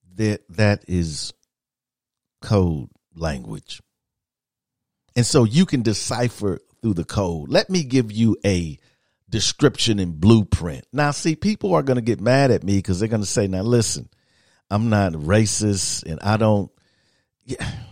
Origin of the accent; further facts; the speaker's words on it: Midwest, United States; moved away; I'm from the Midwest